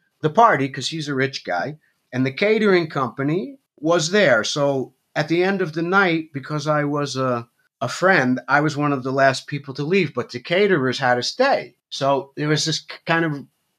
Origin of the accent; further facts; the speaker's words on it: Ossining, New York, United States; moved away; also born or lived in Austria; I was born in Ossining, New York, which is 30 miles from New York City